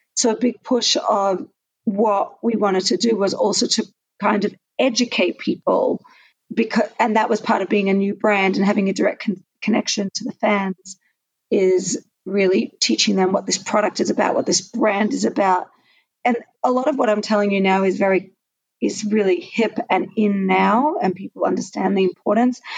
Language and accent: English; Australia; I'm Australian, so um, I studied in the Australian system